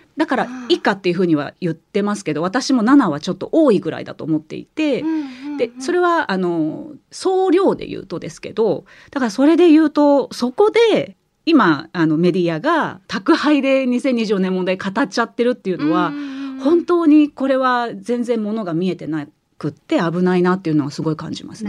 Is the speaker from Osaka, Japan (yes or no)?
yes; Osaka, Japan; accent: Kansai-ben; 私関西出身なんで